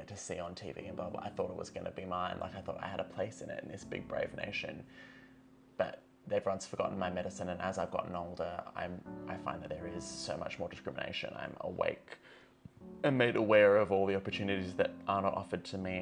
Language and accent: English; Far North Queensland, Australia; now in South Australia, Australia; I grew up in Far North Queensland